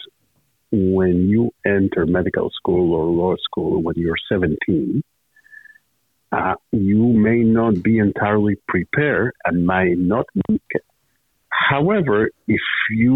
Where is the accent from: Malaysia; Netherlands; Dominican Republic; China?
Dominican Republic; Santo Domingo, Distrito Nacional; moved away as an adult; now in United States; I was born and raised in Santo Domingo, capital city of the Dominican Republic.